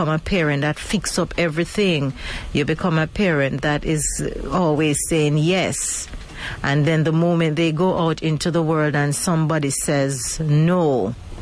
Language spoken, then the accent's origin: English; Mandeville, Manchester Parish, Jamaica; my hometown of Mandeville